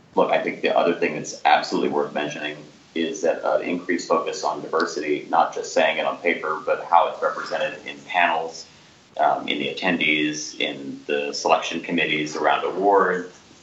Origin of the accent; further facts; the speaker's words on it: New Orleans, Louisiana, United States; moved away; I'm from New Orleans originally